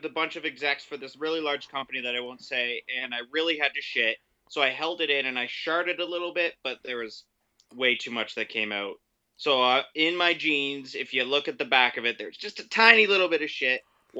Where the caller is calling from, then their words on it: St. Catharines, Ontario, Canada; I'm calling from St. Catharines, Ontario.